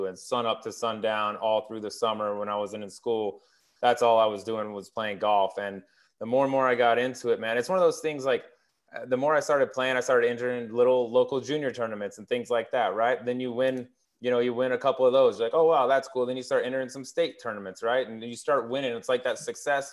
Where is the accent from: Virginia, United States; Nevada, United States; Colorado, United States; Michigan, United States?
Colorado, United States; I grew up in Colorado